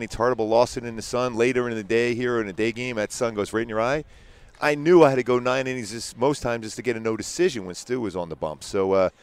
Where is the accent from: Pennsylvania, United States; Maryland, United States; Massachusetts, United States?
Pennsylvania, United States; Philadelphia; where I grew up in Philly